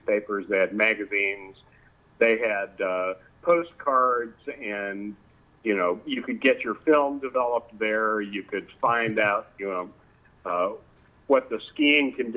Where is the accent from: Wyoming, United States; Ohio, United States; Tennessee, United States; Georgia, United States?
Wyoming, United States; Cody; I grew up in a little town in Wyoming up by Yellowstone Park called Cody, Wyoming.